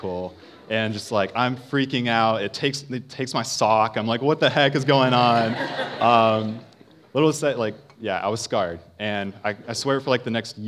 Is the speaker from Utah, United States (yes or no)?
no; Parkersburg, West Virginia, United States; I grew up in Parkersburg, West Virginia